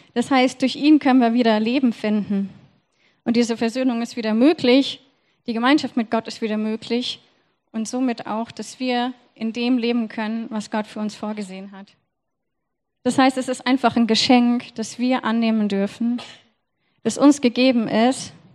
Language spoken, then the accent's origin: German; Germany; ich bin Deutsche